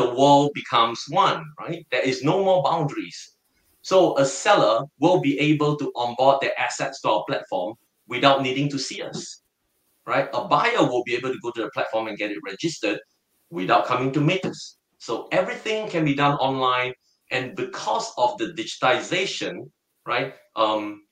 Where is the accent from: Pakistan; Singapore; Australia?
Singapore; I am totally a Singaporean and I'm proud to be one